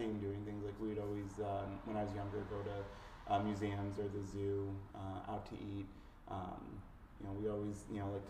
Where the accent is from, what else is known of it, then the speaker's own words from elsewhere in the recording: Lisle, Illinois, United States; So I was born and raised in Lyle.